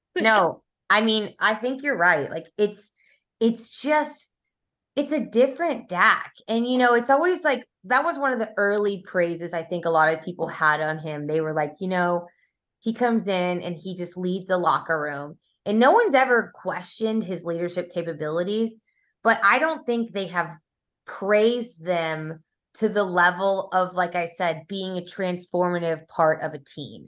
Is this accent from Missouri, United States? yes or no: yes; Kansas City, Missouri, United States; I grew up in Kansas City, you guys. Like, that's where I spent my formidable years, you know, had my teenage years there.